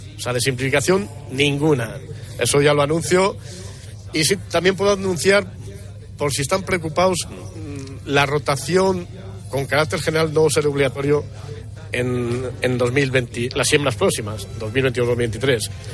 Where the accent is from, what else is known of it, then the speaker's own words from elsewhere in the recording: Castile and León, Spain; Estamos en mi tierra